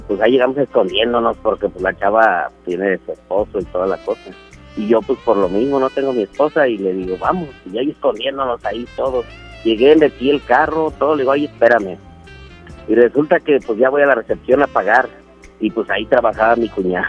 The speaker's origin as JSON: {"language": "Spanish", "town": "Pachuca", "region": "Hidalgo", "country": "Mexico", "said": "yo soy de Pachuca, pero ando por aquí en Monterrey dando la vuelta"}